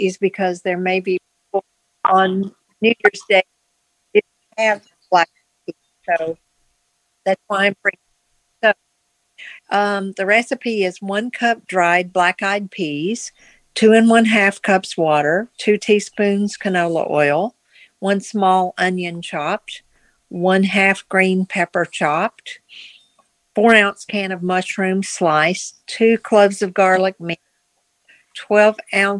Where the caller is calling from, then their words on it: Virginia, United States; I'm calling from Virginia.